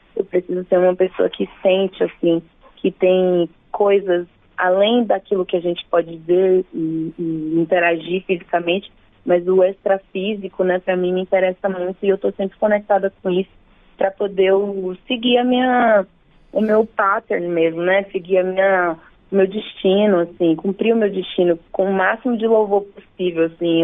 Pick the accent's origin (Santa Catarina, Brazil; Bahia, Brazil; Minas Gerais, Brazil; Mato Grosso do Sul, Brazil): Bahia, Brazil; moved away as an adult; now in São Paulo, Brazil; eu nasci na Bahia, né? E me mudei para São Paulo já faz alguns anos, mas a minha relação, minhas todas as minhas referências principais estão na Bahia